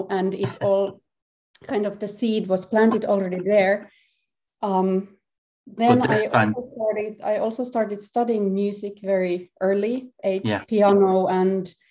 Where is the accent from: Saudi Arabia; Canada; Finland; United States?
Finland; Helsinki, Uusimaa; I'm from Helsinki, Finland, and I'm a composer, harpist and performance artist